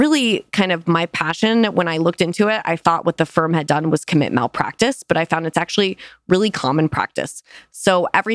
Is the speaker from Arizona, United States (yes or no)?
yes; Arizona, United States; I grew up in Arizona